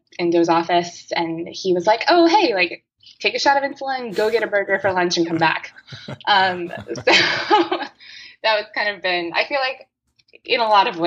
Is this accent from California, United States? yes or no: yes; Southern California, United States; now in Texas, United States; I am originally from Southern California. I live in Texas now